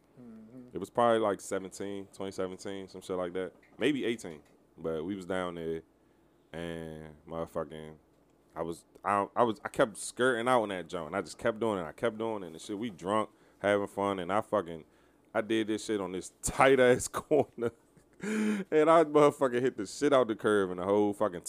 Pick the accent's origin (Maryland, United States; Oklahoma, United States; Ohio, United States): Maryland, United States; Southeast; we grew up in Fullsville, Iverson Mall